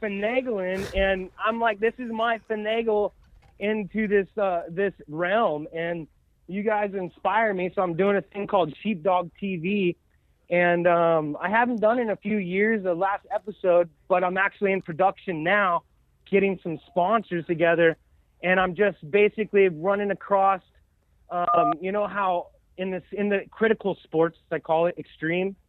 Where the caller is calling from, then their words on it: Corvallis, Oregon, United States; I'm calling from Corvallis, Oregon